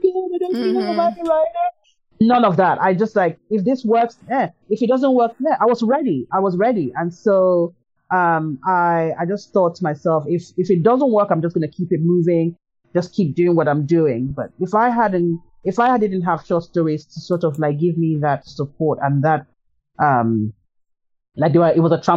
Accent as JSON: {"language": "English", "country": "Nigeria", "said": "I'm Nigerian"}